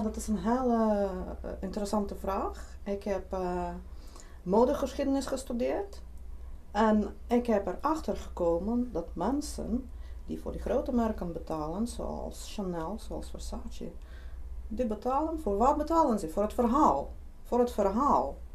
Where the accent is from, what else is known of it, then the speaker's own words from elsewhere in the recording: Lithuania; Dutch is a second language; moved away as an adult; now in Netherlands; Zelf kom ik oorspronkelijk uit Litouwen